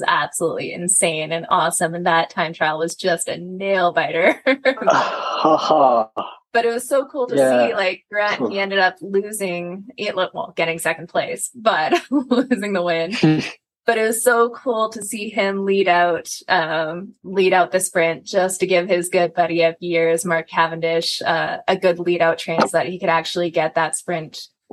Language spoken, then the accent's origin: English; Canada; I'm Canadian